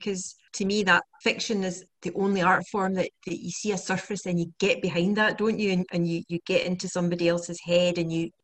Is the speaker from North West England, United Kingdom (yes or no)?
no; Scotland, United Kingdom; I always thought it was Scottish.